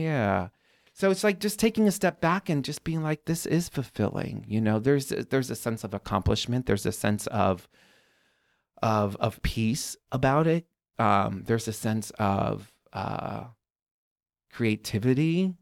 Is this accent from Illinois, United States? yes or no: yes; Chicago, Illinois, United States; I even grew up here